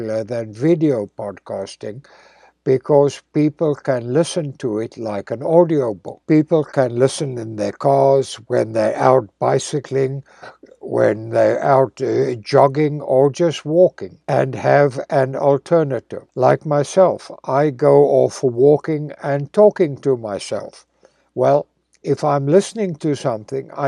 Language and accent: English; South Africa; moved away; living in my hometown in South Africa